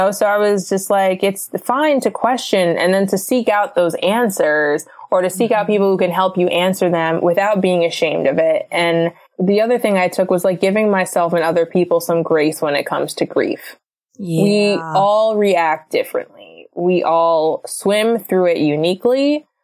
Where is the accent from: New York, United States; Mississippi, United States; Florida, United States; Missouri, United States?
Florida, United States; now in Los Angeles, United States; we're from Florida.